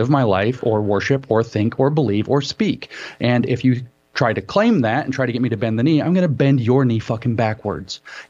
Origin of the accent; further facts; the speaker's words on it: United States; we're American